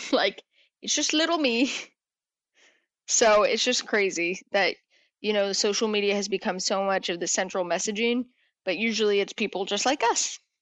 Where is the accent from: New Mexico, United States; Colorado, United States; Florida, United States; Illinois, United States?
New Mexico, United States; moved away as an adult; now in Dallas, United States; I am from New Mexico